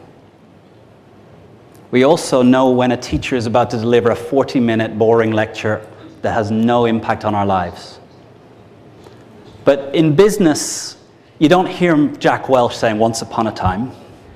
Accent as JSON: {"language": "English", "country": "Ireland", "said": "I'm Irish, 38 years old."}